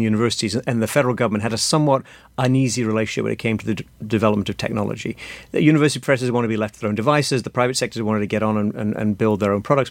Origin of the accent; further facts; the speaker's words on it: Sheffield, Yorkshire and the Humber, United Kingdom; moved away as an adult; now in United States; I'm from the north of England, from, from Sheffield